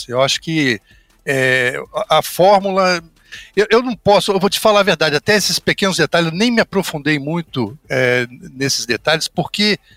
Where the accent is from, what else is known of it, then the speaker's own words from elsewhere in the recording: Rio de Janeiro, Brazil; Na verdade, eu sou Papa Goiaba, cara. Eu sou do interior do Rio.